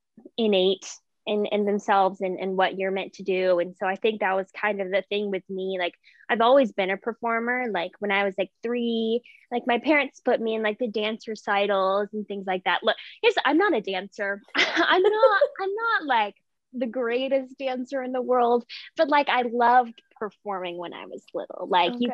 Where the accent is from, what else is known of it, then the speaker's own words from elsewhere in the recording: Memphis, Tennessee, United States; I was born and raised in Memphis, Tennessee